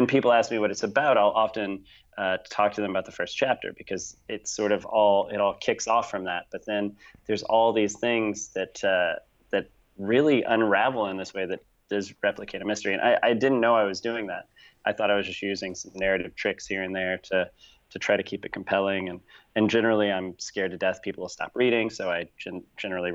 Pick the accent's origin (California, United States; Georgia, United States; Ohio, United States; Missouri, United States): Missouri, United States; St. Louis; I'm from St. Louis